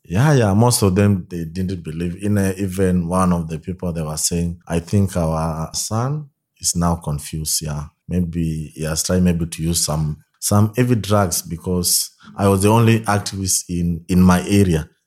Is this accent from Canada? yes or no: no; Kenya; also born or lived in Soy, Kenya / Kibera, Nairobi; I'm from Kenya in a, a place called Soy, near Eldoret Town.